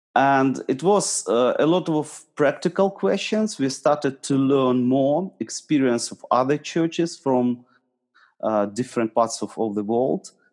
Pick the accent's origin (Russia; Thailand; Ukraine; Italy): Ukraine; Eastern Ukraine; I'm from Ukraine. Originally, I'm from east of Ukraine.